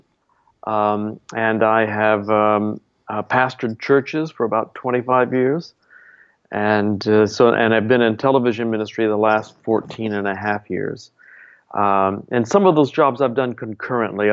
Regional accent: Dallas, Texas, United States; I'm from Dallas, Texas

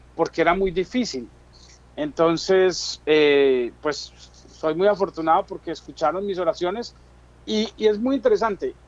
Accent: Colombia; moved away as an adult; now in New Jersey, United States; yo soy un colombiano que llegó aquí en el 2004

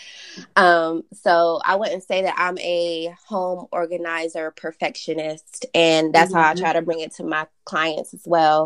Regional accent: North Carolina, United States; I am a North Carolinian. I was raised in North Carolina. Now living in Charlotte

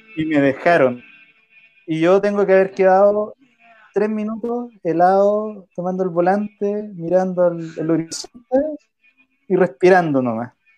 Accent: Rancagua, O'Higgins, Chile; also born or lived in Santiago; yo crecí muchos años, mi infancia, en la casa de mi abuelo en Rancagua

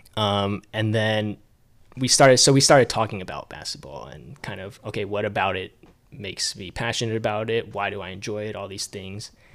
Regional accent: Duluth, Georgia, United States; born and raised in Duluth, Georgia. So I've lived in Georgia my whole life

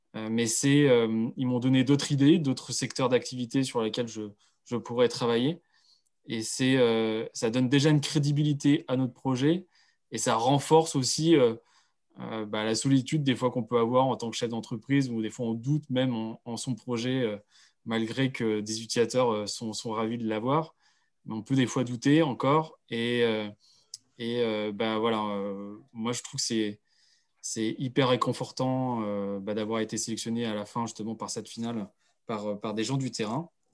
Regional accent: Pays de la Loire, France; je viens justement du Pays de Loire

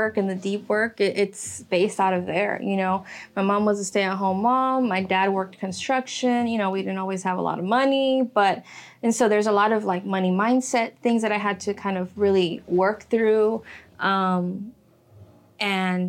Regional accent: the Valley, Texas, United States; also born or lived in Miami, Florida; When I moved to the Valley, I was 8 years old, 10 years old

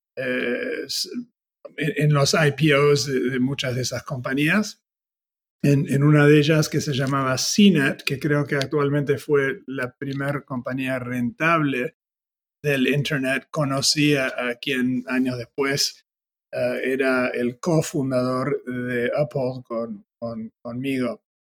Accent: Argentina; moved away; also born or lived in United States; siendo argentino

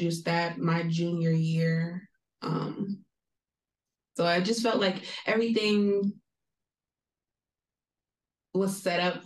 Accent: Southfield, Michigan, United States; moved away; I am from the Metro Detroit area, so like Southfield.

